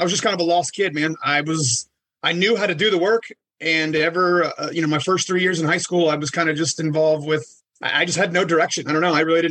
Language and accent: English; Washington, District of Columbia, United States; I'm from Washington, D.C.